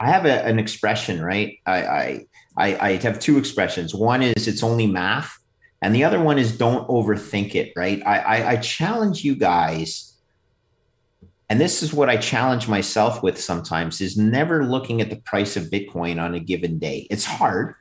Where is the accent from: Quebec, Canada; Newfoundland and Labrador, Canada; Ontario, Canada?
Quebec, Canada; I'm from Quebec